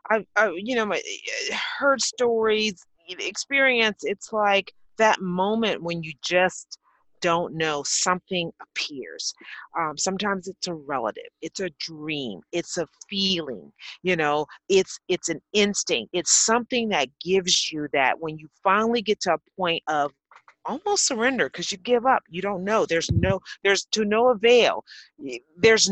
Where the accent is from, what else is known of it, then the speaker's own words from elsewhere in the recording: New Orleans, Louisiana, United States; I'm from New Orleans